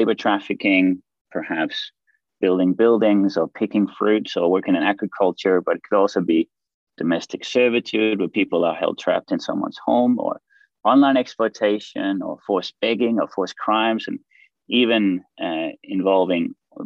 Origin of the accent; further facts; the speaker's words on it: Denmark; moved away as an adult; also born or lived in Australia / Greece; I'm actually from Denmark in Europe and also living here now.